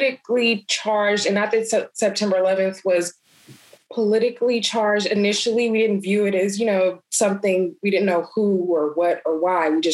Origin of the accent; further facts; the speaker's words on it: United States; as an American, definitely aware that I'm a Black American